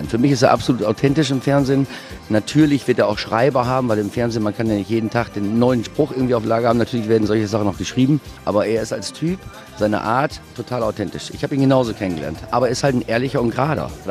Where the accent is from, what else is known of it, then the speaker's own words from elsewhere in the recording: Germany; Ich bin in Deutschland aufgewachsen.